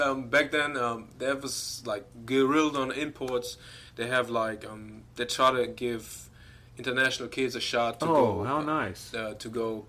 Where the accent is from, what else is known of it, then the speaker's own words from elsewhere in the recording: Göttingen, Lower Saxony, Germany; moved away; I'm originally from Germany, Göttingen. It's like right in the center of Germany. I'm 25 now.